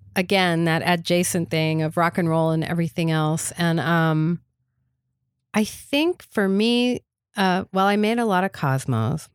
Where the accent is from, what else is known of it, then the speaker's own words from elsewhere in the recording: Atlanta, Georgia, United States; moved away as an adult; now in New York, United States; I moved to New York from Atlanta, where I was from when I was eleven to when I was thirty-five